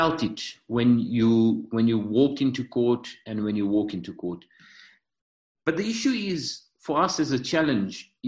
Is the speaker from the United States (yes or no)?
no; South Africa; I'm third generation South African and my ancestry is Indian.